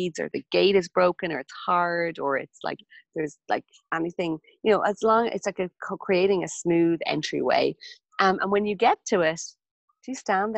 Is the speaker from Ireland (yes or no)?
yes; Ireland; moved away; my hometown when I was back in Ireland